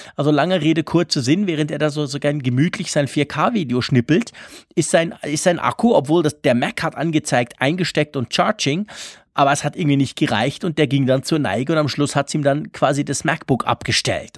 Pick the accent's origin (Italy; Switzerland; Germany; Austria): Switzerland; wir Schweizer